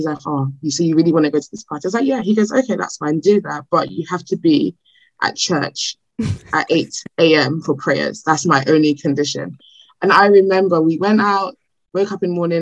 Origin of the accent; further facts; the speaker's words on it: Nigeria; accent: Nigerian; I'm Nigerian